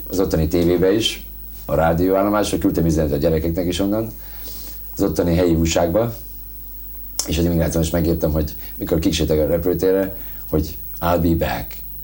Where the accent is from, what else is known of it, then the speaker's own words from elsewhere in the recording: Hungary; born there; moved away; Mert turista vagyok, pedig itt születtem